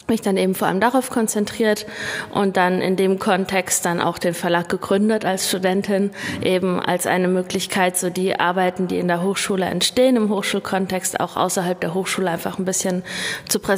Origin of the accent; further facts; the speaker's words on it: Frankfurt am Main, Hesse, Germany; moved away as an adult; also born or lived in Berlin; Also ich bin in Berlin-Neukölln geboren und äh, meine Familie ist mit mir dann aber nach Hessen gezogen, erstmal nach Frankfurt am Main. Und zum Studium bin ich dann nach Kassel gezogen 2001